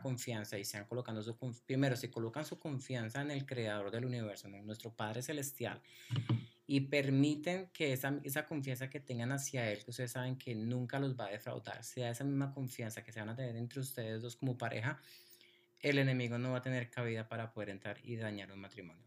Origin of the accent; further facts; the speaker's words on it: Colombia; Soy colombiano y así hablamos los colombianos.